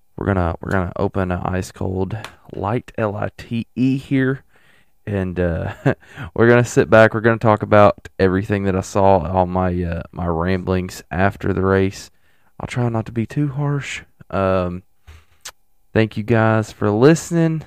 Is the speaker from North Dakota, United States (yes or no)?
no; Tennessee, United States; I'm from Tennessee